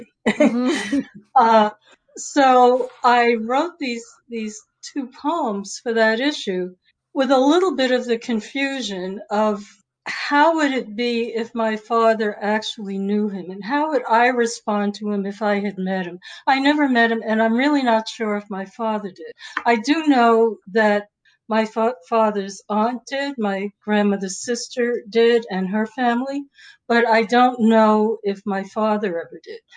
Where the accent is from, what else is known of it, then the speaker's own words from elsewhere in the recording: New York City, New York, United States; also born or lived in Maryland / Boulder, Colorado / Boston area; now in Seattle, United States; I grew up in New York City and I lived in the Bronx and Harlem and Greenwich Village